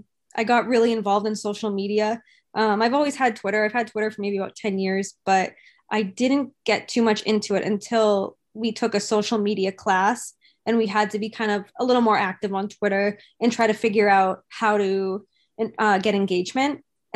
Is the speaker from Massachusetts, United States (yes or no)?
yes; Boston, Massachusetts, United States; Just growing up in Boston too, is to have those people work within the Boston teams was super special.